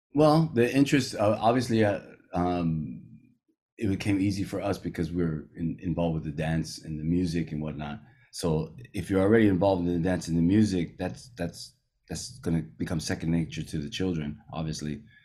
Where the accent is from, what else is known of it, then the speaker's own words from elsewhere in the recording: California, United States; moved away as an adult; now in Rangiroa, French Polynesia; I grew up here in California